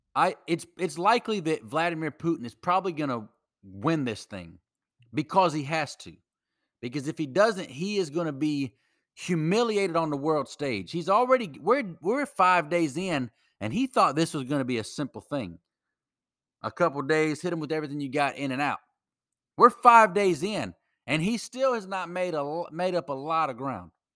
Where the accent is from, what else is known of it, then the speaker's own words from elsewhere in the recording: United States; as an American who loves my country that much